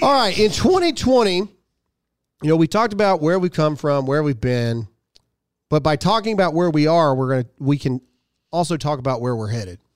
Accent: United States; my own country

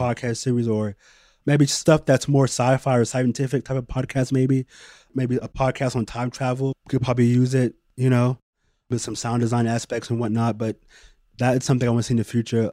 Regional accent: Bay Area, California, United States; a kid growing up in the Bay Area

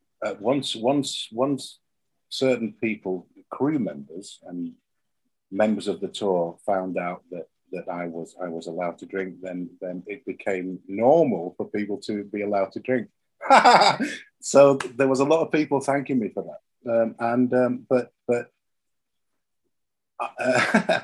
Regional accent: England, United Kingdom; me being English

